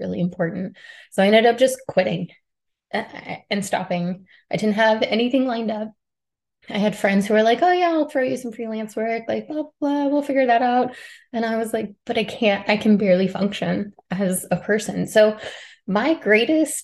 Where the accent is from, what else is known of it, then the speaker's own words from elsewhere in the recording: Middle Tennessee, United States; moved away as an adult; I grew up in Middle Tennessee with a single parent